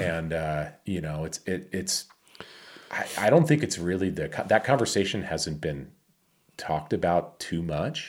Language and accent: English; Michigan, United States; moved away; my hometown of Michigan. I grew up with Cobb, A K A Cowboy